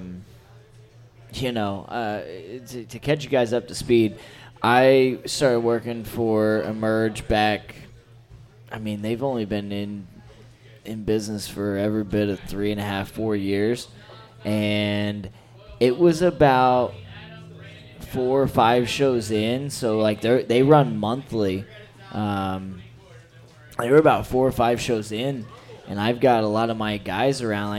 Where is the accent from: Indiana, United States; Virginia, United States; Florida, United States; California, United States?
Indiana, United States; I'm from Indiana, and I've worked for different companies in Indiana.